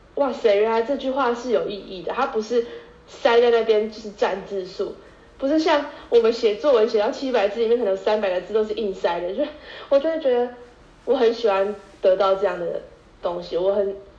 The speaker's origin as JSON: {"language": "Chinese", "region": "Tainan", "country": "Taiwan", "moved": "as an adult", "lives_now": "Taipei, Taiwan", "said": "身为台南人，就是被飘到台北读书的这段时间"}